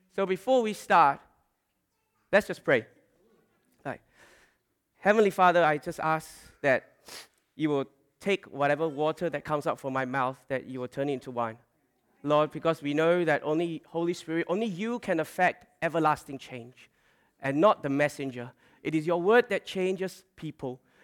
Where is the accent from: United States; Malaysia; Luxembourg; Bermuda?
Malaysia; now in Australia; growing up in Malaysia, and also when we came to, came to Australia